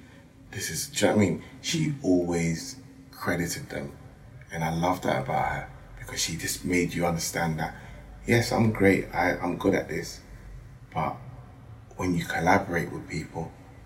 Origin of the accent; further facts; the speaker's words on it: Ashanti, Ghana; Very important, especially as I'm Ashanti. Ashanti's wear that with pride.